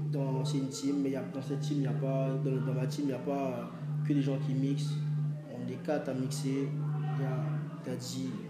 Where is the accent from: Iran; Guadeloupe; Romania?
Guadeloupe; je suis originaire de la Guadeloupe. Oui, j'ai vécu euh, quasiment toute mon enfance.